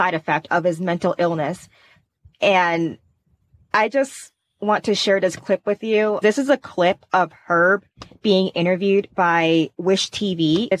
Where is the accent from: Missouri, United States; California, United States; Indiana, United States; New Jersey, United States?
Indiana, United States; I'm from Indiana